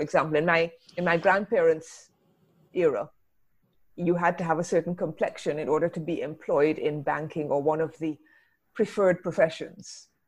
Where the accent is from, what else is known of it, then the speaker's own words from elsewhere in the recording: England, United Kingdom; now in Barbados; It's a strange thing because I'm here in the Caribbean. I'm British originally, British Barbadian.